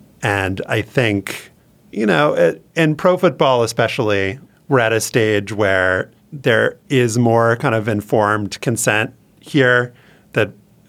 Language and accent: English; Louisiana, United States; But I think there is a community aspect growing up, not just growing up in Louisiana, to football